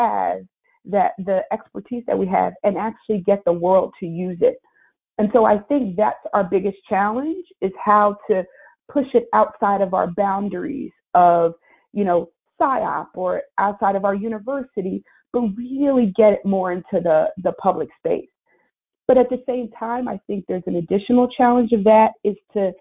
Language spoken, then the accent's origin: English; Philadelphia, Pennsylvania, United States; I'm from Philly